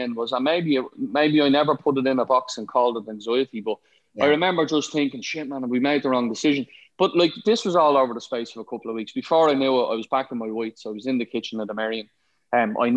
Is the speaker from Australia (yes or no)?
no; Ireland; I ended up being the exec chef in a 5-star hotel in my hometown